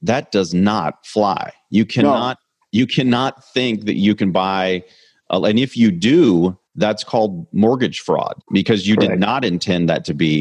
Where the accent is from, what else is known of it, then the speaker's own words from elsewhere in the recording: Kansas City, United States; I'm from Kansas City